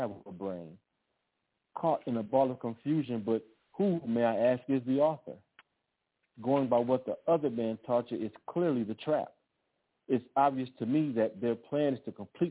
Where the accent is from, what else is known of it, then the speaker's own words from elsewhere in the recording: Los Angeles, California, United States; also born or lived in Austin, Texas; I grew up in Los Angeles